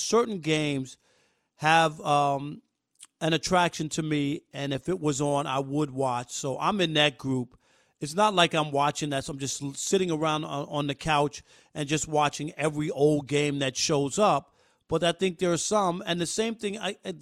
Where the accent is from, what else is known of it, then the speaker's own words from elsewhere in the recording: New York, United States; I even remember in the days of watching Yankee games growing up in New York on Channel 11